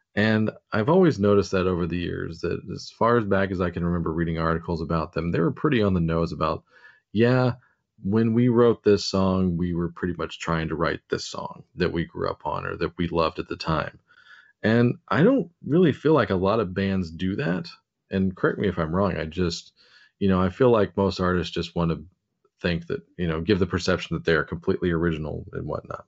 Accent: United States; being an American

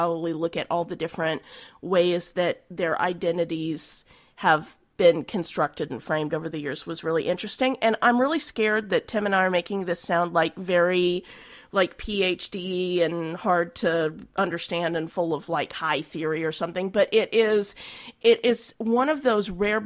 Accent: Oklahoma, United States; I'm from Oklahoma

